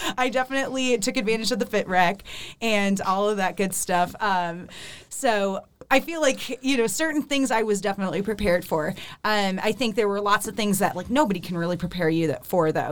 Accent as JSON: {"language": "English", "town": "Akron", "region": "Ohio", "country": "United States", "tie": "born or raised there", "moved": "as an adult", "lives_now": "Nashville, United States", "said": "my hometown is. Akron, which is close to Cleveland."}